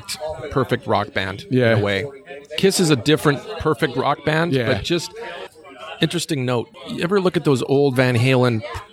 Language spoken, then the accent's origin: English; the Prairies, Canada; So Todd and I, we're from Canada. Yeah. We're Prairie Boys, you know.